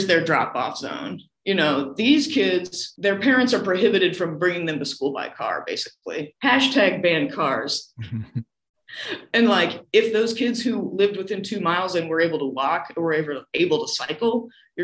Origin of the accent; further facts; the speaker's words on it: Iowa, United States; moved away as an adult; also born or lived in Manhattan; I'm from Iowa. I grew up in a car culture.